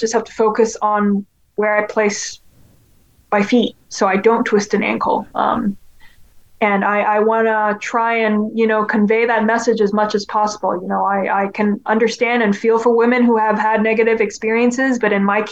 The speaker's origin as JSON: {"language": "English", "country": "Hong Kong", "tie": "born or raised there", "moved": "yes", "said": "growing up in Hong Kong"}